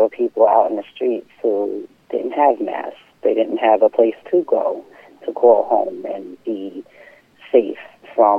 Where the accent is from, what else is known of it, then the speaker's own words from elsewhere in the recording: Deer Park, New York, United States; also born or lived in Bay Shore, New York; I grew up on Long Island in Deer Park